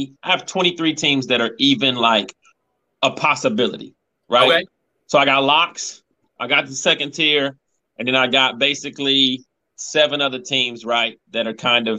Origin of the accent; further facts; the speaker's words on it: Knoxville, Tennessee, United States; I'm from Knoxville, so I'm a huge Tennessee.